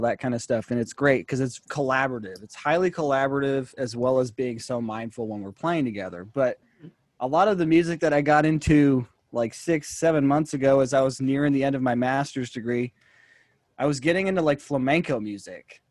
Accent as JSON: {"language": "English", "town": "San Jose", "region": "California", "country": "United States", "also_born_or_lived": "Tennessee", "said": "I'm from San Jose, actually, but I had gone to study in Tennessee"}